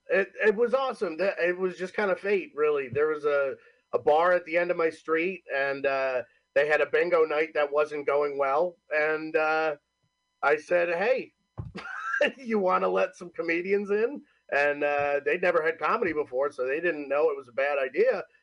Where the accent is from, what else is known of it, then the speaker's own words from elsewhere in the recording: Homer, New York, United States; moved away as an adult; also born or lived in Cortland, New York; now in New Jersey, United States; technically I'm from Homer, New York, Homer. live in Cortland, New York